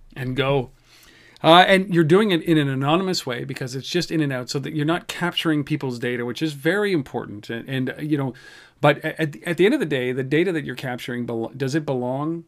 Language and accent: English; Canada; I'm Canadian